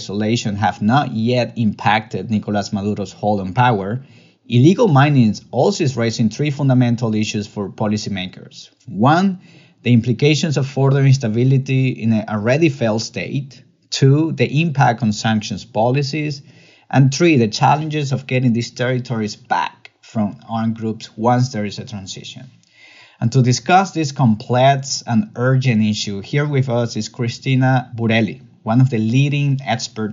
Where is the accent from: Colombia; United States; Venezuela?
Venezuela; Maracay, Aragua; I'm from Maracay, the north of the country